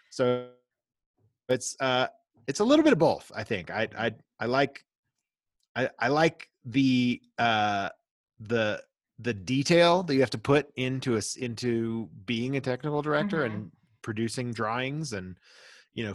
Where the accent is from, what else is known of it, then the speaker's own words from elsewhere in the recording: Florida, United States; moved away; also born or lived in Colorado; I stayed in state because I grew up in Florida